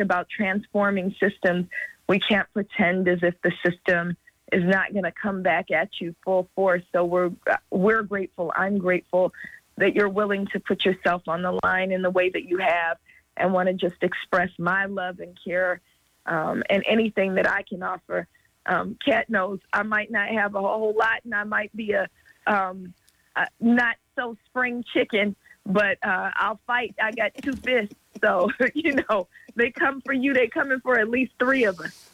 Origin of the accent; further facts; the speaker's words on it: Oakland, California, United States; now in Los Angeles, United States; I'm in Los Angeles, but I'm from Oakland